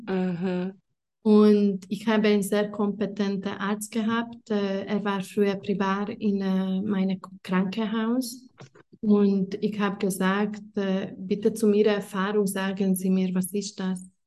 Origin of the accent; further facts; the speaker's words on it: Hungary; moved away as an adult; now in Italy; ich war 19 oder 20 und ich komme ursprünglich aus Ungarn